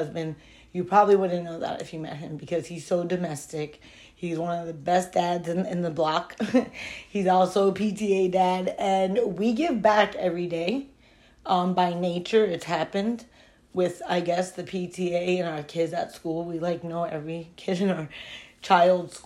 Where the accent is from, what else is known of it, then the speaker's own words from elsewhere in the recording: Broward County, Florida, United States; now in Miami, United States; I grew up in Broward County